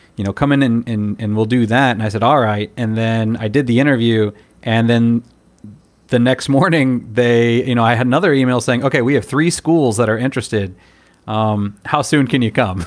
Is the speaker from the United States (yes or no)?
yes; United States; moved away as an adult; now in Taiwan